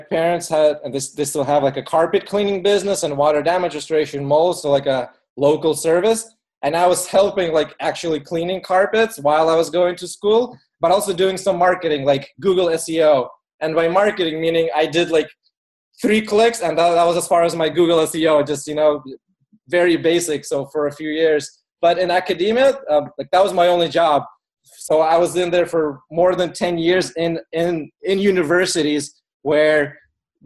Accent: Phoenix, Arizona, United States; moved away as an adult; also born or lived in Ukraine / California; now in Seattle, United States; I pretty much grew up in Phoenix, Arizona

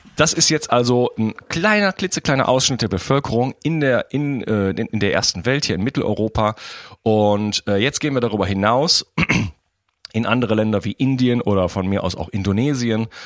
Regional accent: Wuppertal, North Rhine-Westphalia, Germany; now in France; Wuppertal, meine alte Heimatstadt

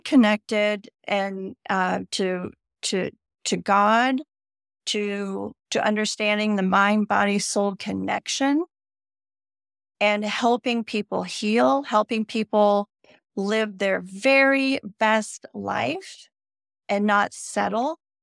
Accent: Northern California, United States; growing up in Northern California on the ocean in the seventies

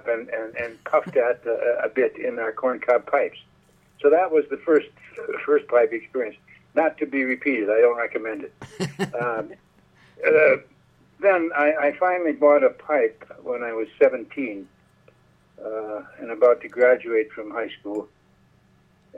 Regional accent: Minnesota, United States; moved away; also born or lived in New York / Paris; I grew up out in a small town in Minnesota

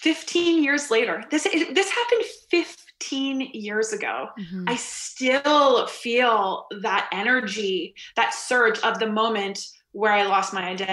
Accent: Canada; And my identity as an Olympian, as a Canadian national champion, all the labels I had given myself

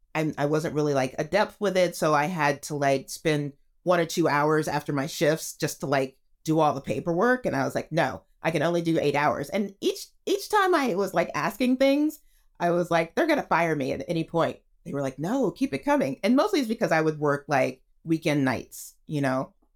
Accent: Texas, United States; moved away as an adult; now in Los Angeles, United States; I grew up in Texas

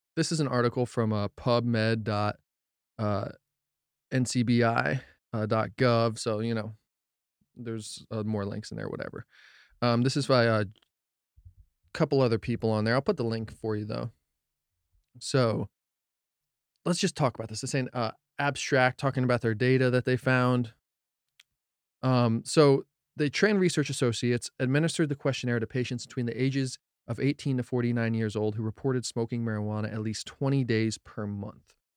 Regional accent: New Jersey, United States; also born or lived in Colorado; I'm from Jersey. I was born in Colorado, so love Colorado too, but spent a lotta time in New Jersey

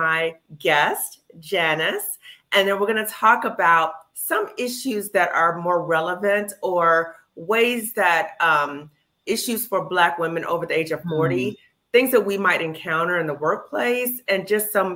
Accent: Chicago, Illinois, United States; moved away; I'm from Chicago

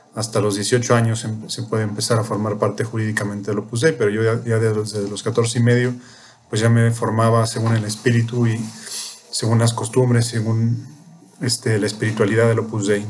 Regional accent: Mexico City, Mexico; also born or lived in Spain / Peru / Ecuador; Soy chilango

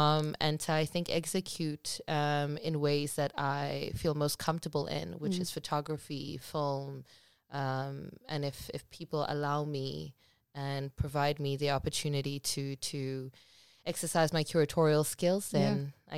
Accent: Cape Town, Western Cape, South Africa; also born or lived in Port Elizabeth; But I can't say born and bred because I was born in Port Elizabeth, Eastern Cape. But I feel like I've been in Cape Town much longer than I was in Port Elizabeth. So I'm bred, I'm refined, I am loved by Cape Town

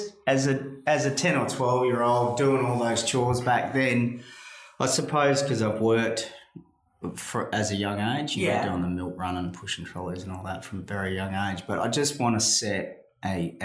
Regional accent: Perth, Western Australia, Australia; growing up in Greenwood, surrounded by other mongrels

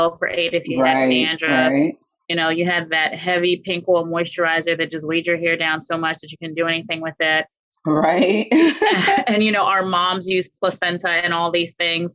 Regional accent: New York City, New York, United States; moved away as an adult; also born or lived in Haiti (heritage); now in Washington, D.C. metro area, United States; I'm originally from New York City and came out here to the DMV, DC, Maryland, Virginia area to attend Howard University

